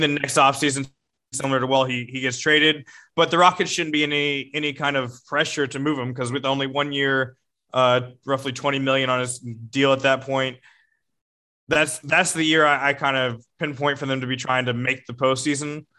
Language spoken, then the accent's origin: English; Houston, Texas, United States; growing up in Houston